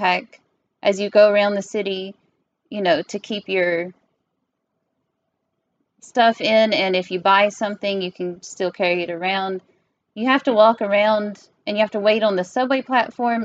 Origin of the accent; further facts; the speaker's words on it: the South, United States; accent: Southern; moved away; As a Southerner